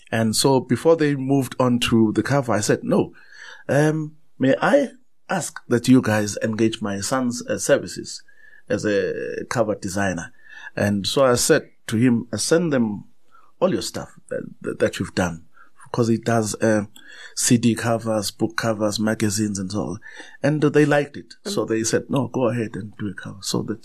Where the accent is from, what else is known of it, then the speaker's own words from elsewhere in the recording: South Africa; first language Zulu; English is a second language; And there are many new publications in my mother tongue, in Zulu, to say there is a market.